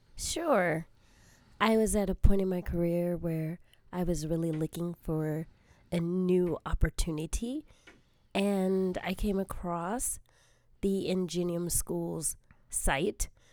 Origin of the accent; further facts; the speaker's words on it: South Bay, Southern California, United States; I am a Southern California gal, born and raised primarily in the South Bay area.